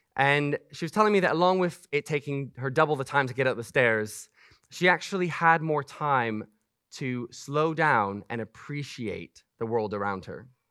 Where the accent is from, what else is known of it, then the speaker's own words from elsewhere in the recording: Macau; moved away; I grew up in Macau, China